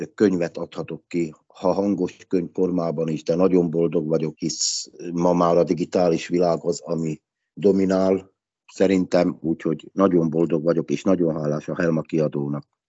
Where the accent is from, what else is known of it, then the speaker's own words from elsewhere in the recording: Lehnice, Trnava Region, Slovakia; first language Hungarian; also born or lived in Dunajská Streda; Hát Szlovákiából jövök, magyar ajkú vagyok